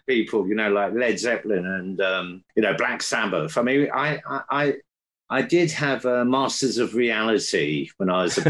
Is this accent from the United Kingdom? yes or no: yes; Colchester, East of England, United Kingdom; also born or lived in Aden, Yemen; I was born in Aden in southern Yemen, Yemen, which my dad was in the army, but we ended up in Colchester